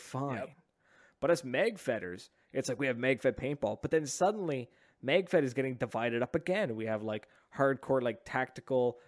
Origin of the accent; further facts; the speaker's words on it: Oromocto, New Brunswick, Canada; growing up in Ormucto